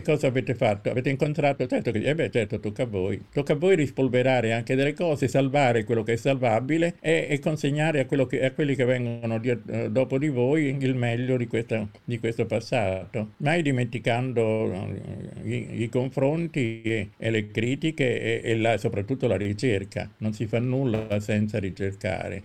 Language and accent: Italian; Sant'Arsenio, Campania, Italy; now in Rome, Italy; sono nato a Sant'Arsenio, ci torno ogni estate, ho vissuto poco, soltanto alcuni anni fa, durante la guerra